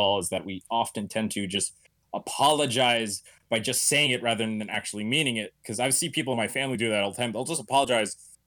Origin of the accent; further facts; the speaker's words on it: Florida, United States; moved away; I'm from Florida. My father is a racist Cuban. You know, that's what I grew up around